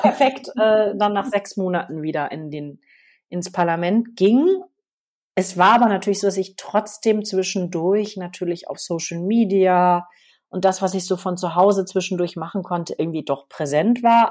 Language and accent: German; Münster, North Rhine-Westphalia, Germany; now in Berlin, Germany; aus meiner Heimatstadt Münster